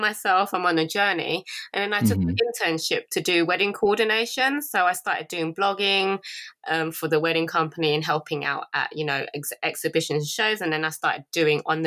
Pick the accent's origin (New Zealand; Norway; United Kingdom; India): United Kingdom; England; my parents are from Laos, but I was born in England.